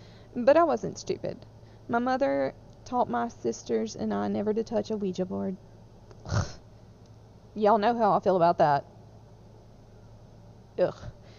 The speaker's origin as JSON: {"language": "English", "region": "Midwest", "country": "United States", "tie": "born or raised there", "said": "I grew up in the Midwest, and I don't know if anyone outside the Midwest knows this"}